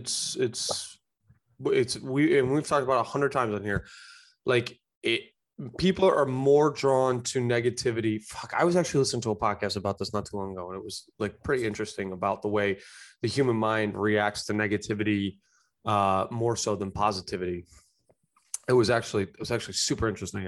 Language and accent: English; United States; I love being American.